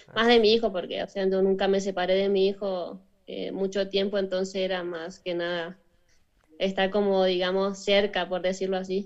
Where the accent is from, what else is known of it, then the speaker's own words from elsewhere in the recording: Chaco, Argentina; moved away; soy argentina, pero yo nací en la provincia del Chaco, al norte de Argentina